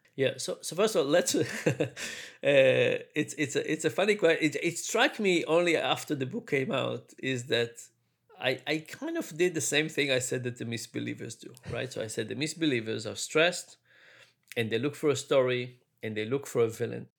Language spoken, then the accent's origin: English; Israel; moved away; also born or lived in New York; I grew up in Israel. was born in New York, but grew up in Israel.